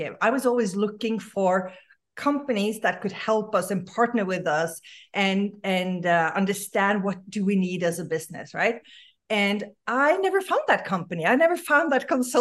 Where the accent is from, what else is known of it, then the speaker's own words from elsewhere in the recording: Norway; now in Los Angeles, United States; born and raised in Norway